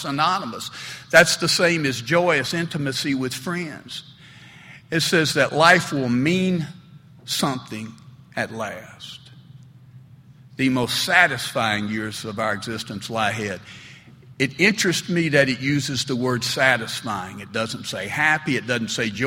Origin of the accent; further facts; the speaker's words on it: Smyrna, Tennessee, United States; I grew up there in Smyrna, Tennessee, and Smyrna's certainly a fairly conservative southern town